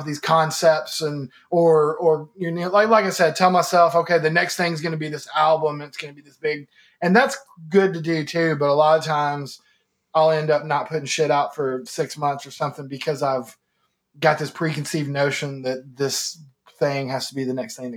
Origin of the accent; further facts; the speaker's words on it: Kentucky, United States; moved away as an adult; now in Nashville, United States; I moved to Nashville from Kentucky when I was like 18, 19, somewhere in there.